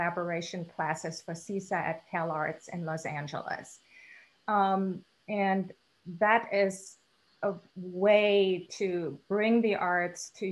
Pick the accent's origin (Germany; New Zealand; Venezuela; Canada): Germany; now in Houston, United States; I was born and raised in Germany